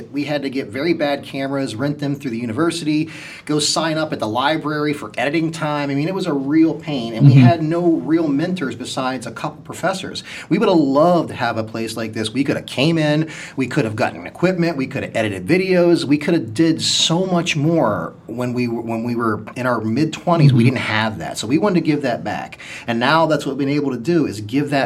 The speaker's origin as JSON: {"language": "English", "region": "Ohio Valley", "country": "United States", "tie": "born or raised there", "moved": "as an adult", "lives_now": "Akron, United States", "said": "We grew up in the Ohio Valley"}